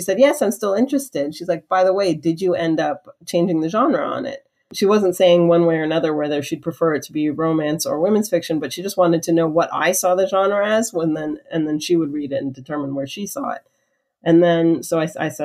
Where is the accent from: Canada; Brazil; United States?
Canada; I'm Canadian